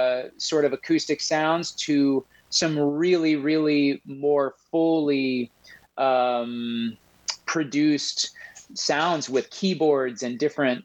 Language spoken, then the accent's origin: English; Midwest, United States; now in Harrisonburg, United States; No, I came and, you know, I moved from the Midwest and came to school here.